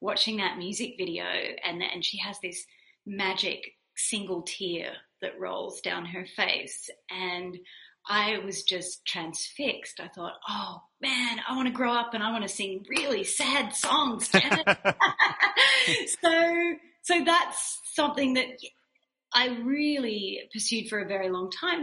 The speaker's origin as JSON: {"language": "English", "town": "Wagga Wagga", "region": "New South Wales", "country": "Australia", "tie": "born or raised there", "moved": "yes", "said": "I worked in a local bakery in a small regional town in Australia called Wagga Wagga"}